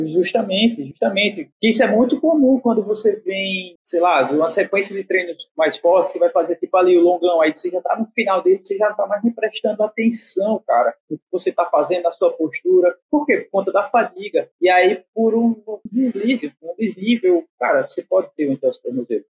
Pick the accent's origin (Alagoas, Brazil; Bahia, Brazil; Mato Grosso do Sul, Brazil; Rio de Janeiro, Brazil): Alagoas, Brazil; Maceió; Sou de Maceió